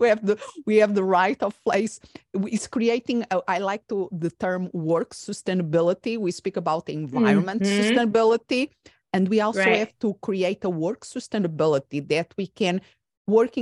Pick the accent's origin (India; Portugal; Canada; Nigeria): Portugal; moved away as an adult; also born or lived in Spain / England; now in United States; I'm originally from Portugal, and I was raised until my adult years, I was living in different European countries besides